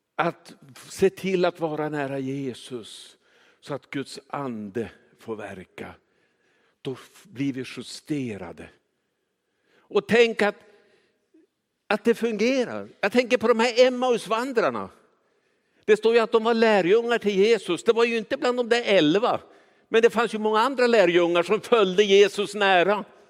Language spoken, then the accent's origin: Swedish; Kiruna, Norrbotten County, Sweden; jag är uppvuxen i Kiruna